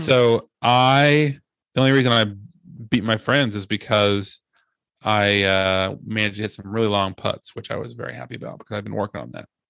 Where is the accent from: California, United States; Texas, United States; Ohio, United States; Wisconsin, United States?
Ohio, United States; moved away; I'm from Ohio